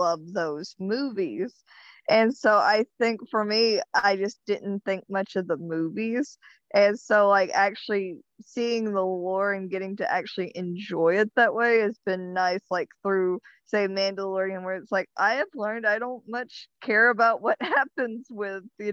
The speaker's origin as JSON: {"language": "English", "region": "Arkansas", "country": "United States", "said": "I'm from Arkansas, but I ain't that deep into Arkansas"}